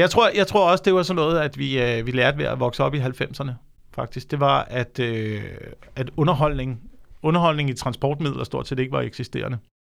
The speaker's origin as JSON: {"language": "Danish", "town": "Slagelse", "region": "Zealand", "country": "Denmark", "said": "det har været Slagelse, hvor jeg også kom fra."}